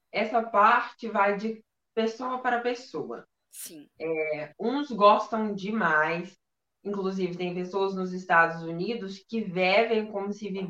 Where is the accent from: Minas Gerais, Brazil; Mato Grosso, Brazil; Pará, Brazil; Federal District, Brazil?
Minas Gerais, Brazil; Eu sou de Minas Do... Gerais.